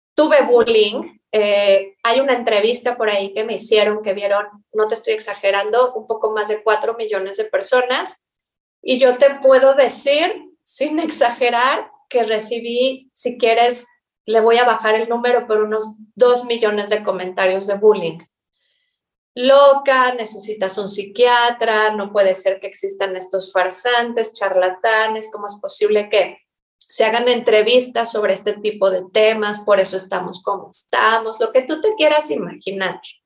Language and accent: Spanish; Mexico; como cualquier persona que ha nacido y crecido en México